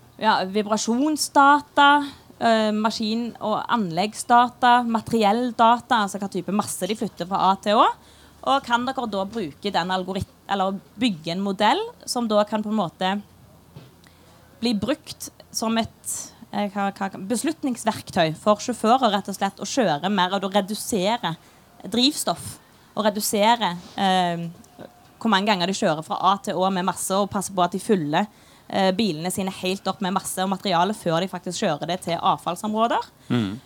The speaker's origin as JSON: {"language": "Norwegian", "town": "Stavanger", "region": "Rogaland", "country": "Norway", "accent": "Stavangersk", "said": "jeg snakker stavangersk. Det er jo ingen som forstår stavangersk"}